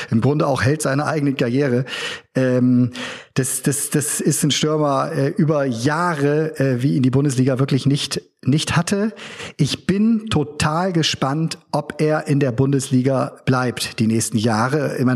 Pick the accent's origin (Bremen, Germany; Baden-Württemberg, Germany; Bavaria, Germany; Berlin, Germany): Bremen, Germany; sagen wir mal so, meine, mein, mein Thema habe als Bremer.